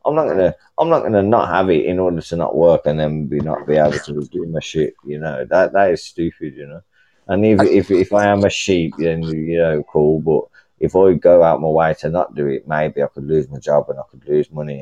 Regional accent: United Kingdom; I'm from the UK

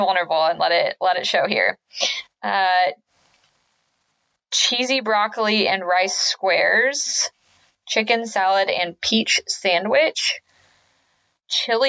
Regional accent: Kansas, United States; I am from the Midwest, which a lot of you know, I'm from Kansas

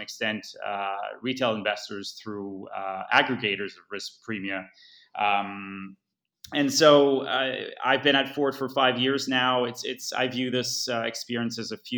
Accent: Montreal, Quebec, Canada; also born or lived in Asia; I'm Canadian from Montreal.

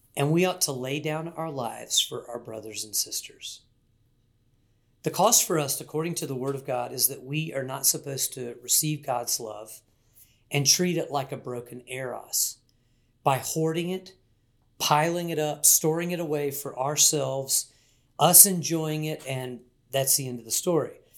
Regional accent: Wilmington, North Carolina, United States; I grew up in Wilmington, North Carolina, part of Hurricane Alley

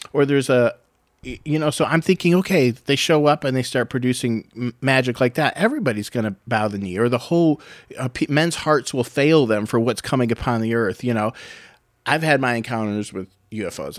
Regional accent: United States; as an American

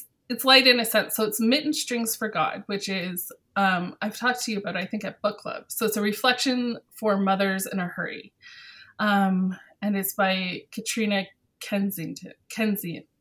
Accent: Ontario, Canada; moved away as an adult; now in Edmonton, Canada; I'm from Ontario in Canada

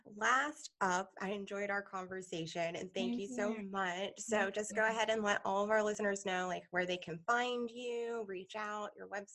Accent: Massachusetts, United States; now in Maryland, United States; I grew up, like I am in Maryland now, but I grew up in Massachusetts.

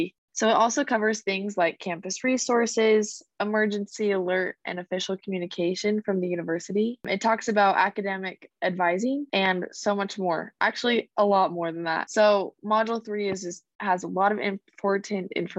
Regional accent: Millcreek, Utah, United States; I am from Mill Creek, Utah. It's right below Mill Creek Canyon, kind of by Sugar House.

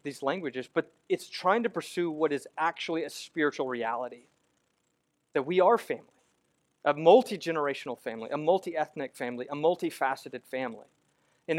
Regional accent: United States; now in Memphis, United States; as an American Christian

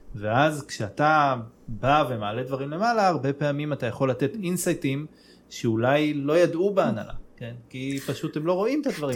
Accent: Israel; אני גדלתי בישראל

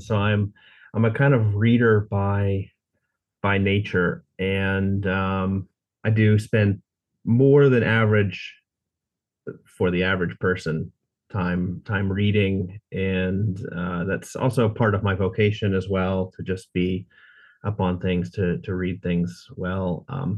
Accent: United States; moved away as an adult; now in Munich, Germany; I've lived here for almost 20 years, but I grew up in the States

